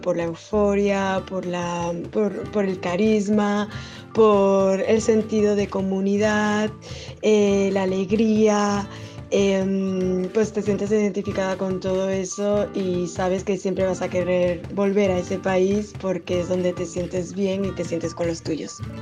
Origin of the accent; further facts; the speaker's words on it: Colombia; soy colombiana